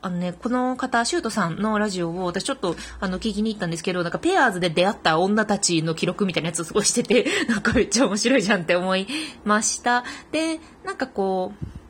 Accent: Fukuoka, Japan; moved away as an adult; also born or lived in Tokyo; 福岡から上京してきたので

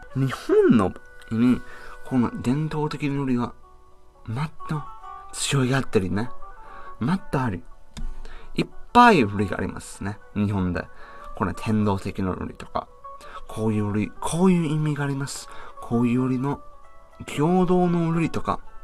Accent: United Kingdom; Japanese is a second language; now in Japan; イギリスから来ました

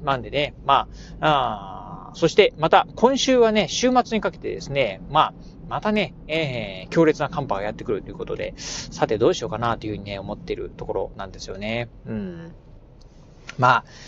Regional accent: Kochi, Japan; now in Okayama, Japan; 生まれも育ちもですね、えー、南国高知、まあ、高知県のね、出身

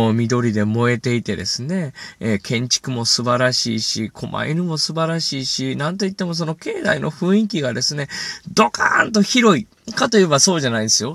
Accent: Hyogo, Japan; moved away; 兵庫県出身

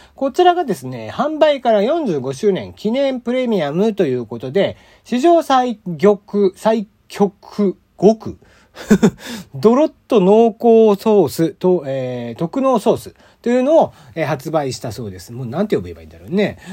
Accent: Kyushu, Japan; now in Tokyo, Japan; 僕は出身が西日本というか九州

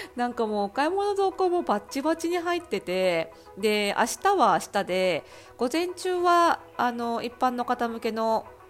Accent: Kanagawa, Japan; 私あの湘南出身

